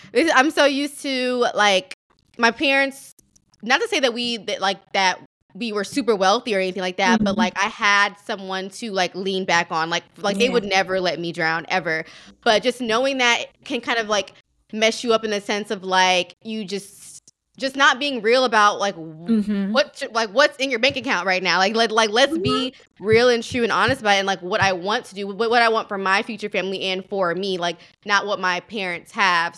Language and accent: English; the South, United States; now in New York, United States; I'm from the South